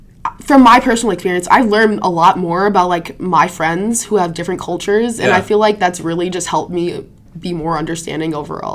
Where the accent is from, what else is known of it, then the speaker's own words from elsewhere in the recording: Prairie Island, Minnesota, United States; Because I'm from the Dakota tribe, from Prairie Island, if